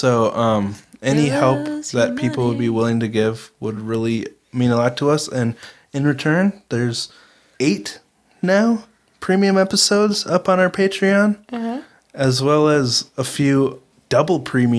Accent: Minnesota, United States; We're from Minnesota. Can we say y'all?

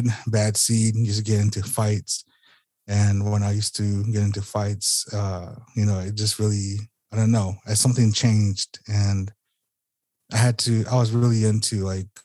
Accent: Sacaton, Arizona, United States; I'm from Arizona, Southern Arizona. That is Sacaton, Arizona, the Gila River Reservation. And I've grew up here all my life for 33 years

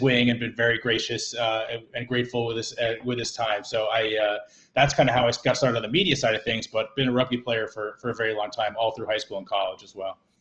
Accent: New Jersey, United States; moved away as an adult; also born or lived in New York / Massachusetts; now in Blue Hill, Maine, United States; I was born in New York, uh, but I'm a Jersey guy at heart

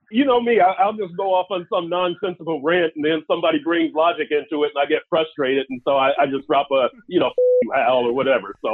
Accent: Texas, United States; I'm a Texan.

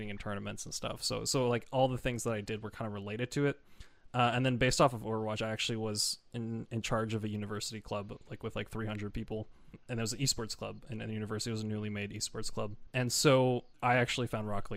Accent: Canada; I am not from America, no, I'm Canadian

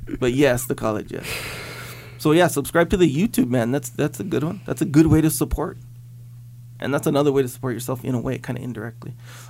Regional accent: Kauai, Hawaii, United States; growing up in Kauai, and then living here

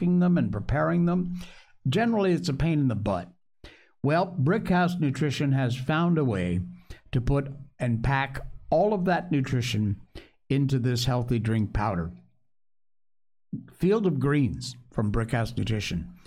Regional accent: Cornwall, Connecticut, United States; moved away; also born or lived in Torrington, Connecticut; I grew up in Connecticut. I was born at Charlotte Hungerford Hospital in Torrington, but my family at the time, my mom and dad, lived in Cornwall, Connecticut

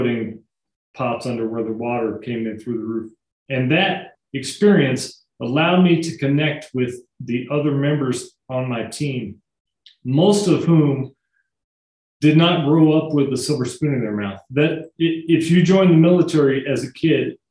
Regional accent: northern Missouri, United States; also born or lived in Kansas City; now in Cheyenne, United States; I was born in Kansas City, grew up kind of in northern Missouri

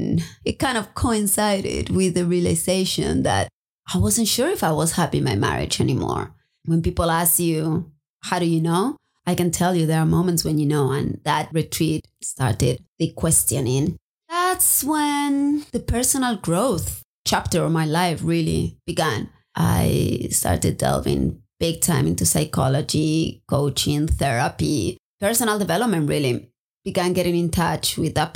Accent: Spain; also born or lived in Maui, Hawaii / United States; now in Hawaii, United States; I'm originally from Spain

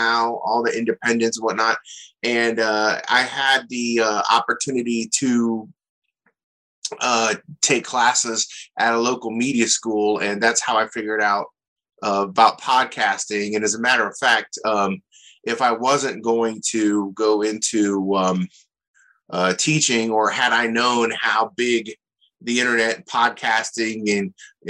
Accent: Akron, Ohio, United States; moved away as an adult; also born or lived in Athens, Ohio; now in Columbus, United States; growing up in Akron, I had kind of an average, okay lifestyle

